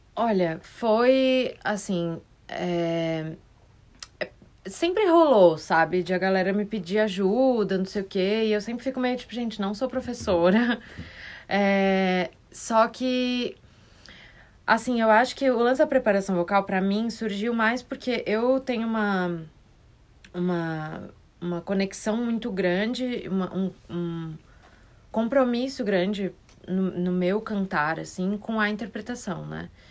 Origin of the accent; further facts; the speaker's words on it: Florianópolis, Santa Catarina, Brazil; Nasci em Floripa